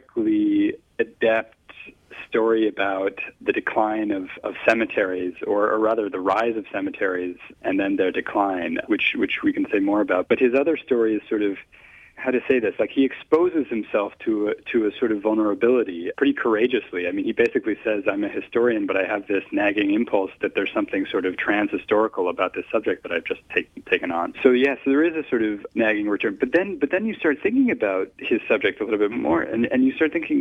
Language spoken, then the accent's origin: English; United States; as an American